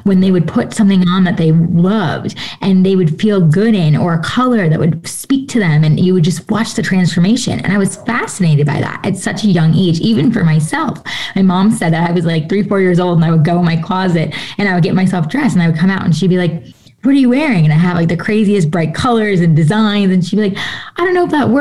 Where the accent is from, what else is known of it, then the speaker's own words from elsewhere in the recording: New York, United States; I was born and raised in New York, right outside of New York City.